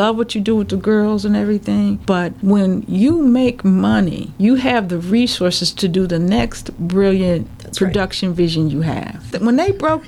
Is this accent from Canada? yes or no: no; Minnesota, United States; being a Minnesotan